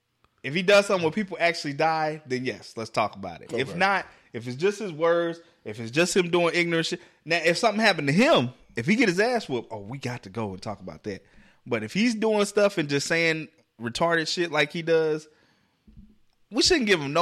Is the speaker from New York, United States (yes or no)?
yes; New York City, New York, United States; I ain't these country niggas. I'm from New York City, nigga.